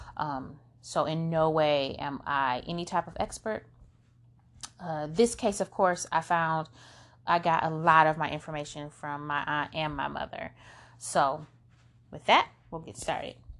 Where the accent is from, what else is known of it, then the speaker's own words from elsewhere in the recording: Flint, Michigan, United States; We're from Flint, Michigan